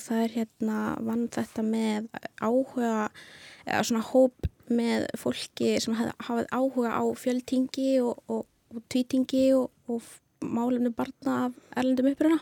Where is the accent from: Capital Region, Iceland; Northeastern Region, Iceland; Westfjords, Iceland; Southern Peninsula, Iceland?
Westfjords, Iceland; Ísafjörður; also born or lived in El Salvador; kem frá El Salvador, er fætt þar og kem hinga til Íslands þegar ég er fjögur ára gumil á fymta ári Já. og við fjölskyldan flytjum til Ísafjörðar. Þannig ég ólst þar upp